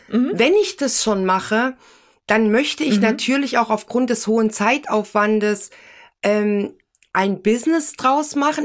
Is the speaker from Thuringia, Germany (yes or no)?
yes; Thuringia, Germany; moved away; also born or lived in Hesse; ich komme ja ursprünglich aus Thüringen, bin nach Hessen gegangen